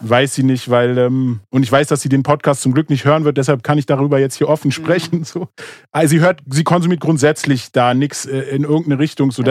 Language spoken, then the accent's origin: German; Moabit, Berlin, Germany; ich bin in Morbid aufgewachsen